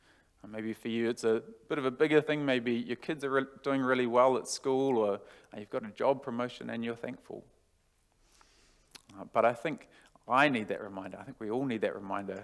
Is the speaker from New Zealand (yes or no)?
yes; New Zealand; now in Australia; I'm from New Zealand